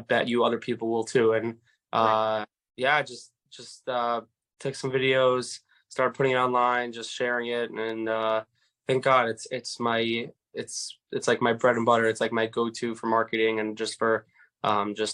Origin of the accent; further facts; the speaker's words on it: New York City, New York, United States; I'm from Far Rockaway, New York